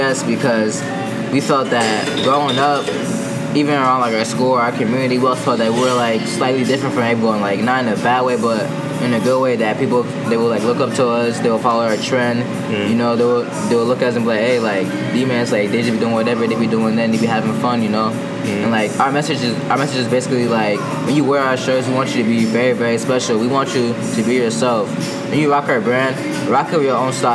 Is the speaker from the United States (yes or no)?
yes; Minnesota, United States; moved away as an adult; now in Miami, United States; I'm from Minnesota, down here in Miami, studying at UM